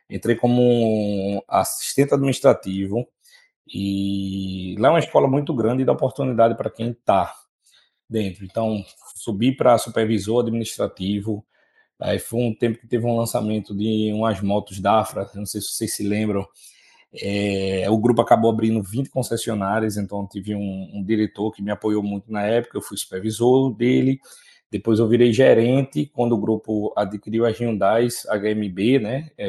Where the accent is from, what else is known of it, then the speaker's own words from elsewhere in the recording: Timbaúba, Pernambuco, Brazil; Sou do interior de Pernambuco, da cidade de Timbaúba costumo até brincar com meus amigos. Timbaúba é a maior cidade da zona da Mata Norte.